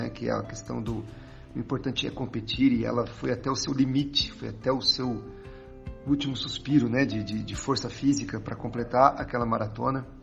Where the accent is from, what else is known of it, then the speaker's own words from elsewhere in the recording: Santa Branca, São Paulo, Brazil; 47 anos, sou daqui de Santa Branca.